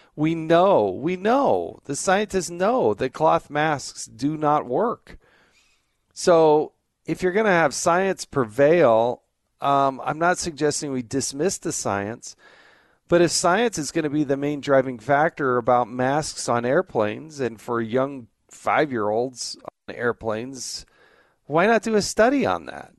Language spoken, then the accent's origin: English; the Rocky Mountains, the West Coast, the Intermountain West, United States; I grew up primarily in the West, the Intermountain West, the Rocky Mountains, the West Coast